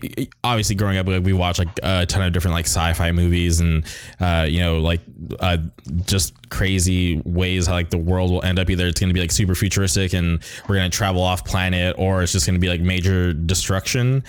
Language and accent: English; Palm Springs, California, United States; moved away; where I grew up in Palm Springs